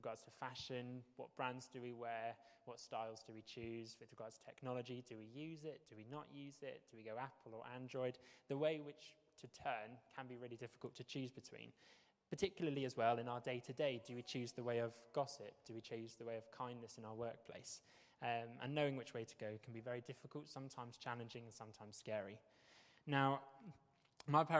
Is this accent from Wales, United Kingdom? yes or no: yes; Wales, United Kingdom; moved away; also born or lived in Bristol, United Kingdom; I am Welsh, and I'm very proud to be Welsh